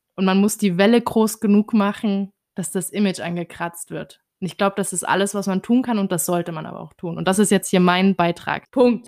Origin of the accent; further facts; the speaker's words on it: Germany; uns als äh, Deutsche